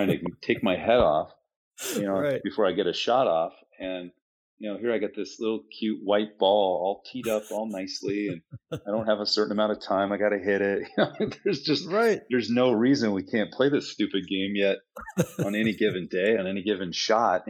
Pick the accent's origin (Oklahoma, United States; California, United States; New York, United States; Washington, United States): Washington, United States; Seattle; moved away as an adult; now in Scottsdale, United States; I'm from the Seattle area.